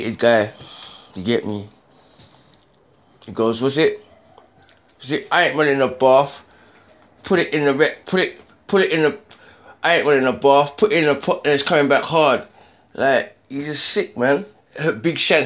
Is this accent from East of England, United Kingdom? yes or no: no; London, United Kingdom; I'm from the South